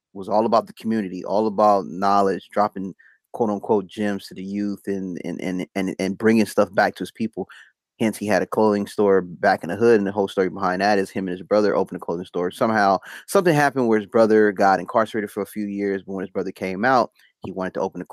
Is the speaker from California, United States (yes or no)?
yes; Compton, California, United States; I grew up in Compton